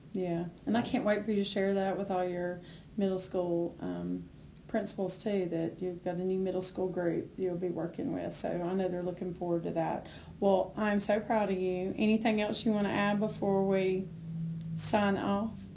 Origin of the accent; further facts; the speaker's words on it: Haywood County, North Carolina, United States; moved away as an adult; also born or lived in Stanly County, North Carolina; I'm from Haywood County, but moved down there